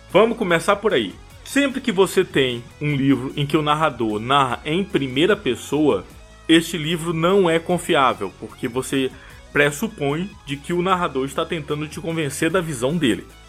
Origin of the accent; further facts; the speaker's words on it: Bahia, Brazil; accent: Bahian; first language Portuguese; moved away; also born or lived in Rio de Janeiro / São Paulo; essa minha característica do, do sotaque baiano ela continua muito forte